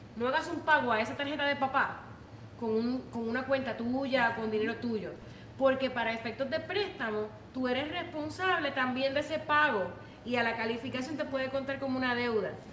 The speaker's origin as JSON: {"language": "Spanish", "country": "Puerto Rico", "moved": "yes", "lives_now": "United States", "said": "los que venimos de Puerto Rico"}